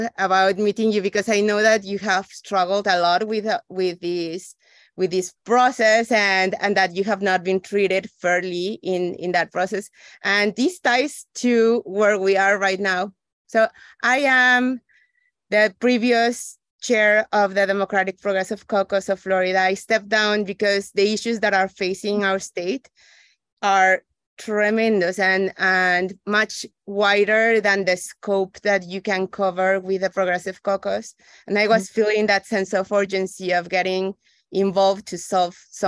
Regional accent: Ecuador; moved away; also born or lived in Mexico; I went to school in Mexico, but I'm originally from Ecuador

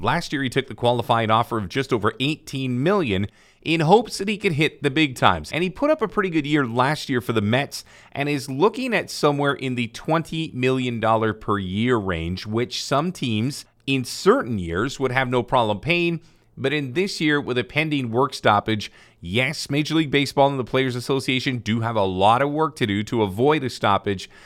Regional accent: Canada; I am Canadian born

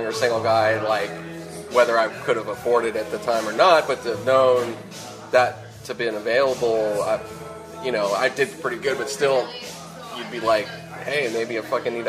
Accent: Pittsburgh, Pennsylvania, United States; now in Los Angeles, United States; I grew up in Pittsburgh. I was born out here, but I grew up in Pittsburgh.

